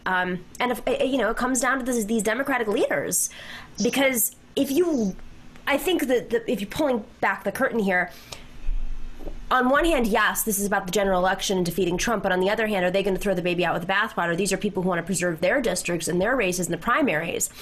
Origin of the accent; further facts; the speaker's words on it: Lancaster, New York, United States; I'm from Lancaster, New York